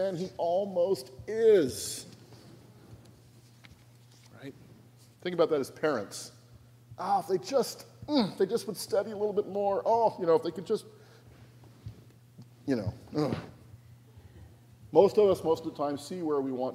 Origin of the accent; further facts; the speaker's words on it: Washington, United States; now in New Jersey, United States; I'm from Washington State. My family's from Washington State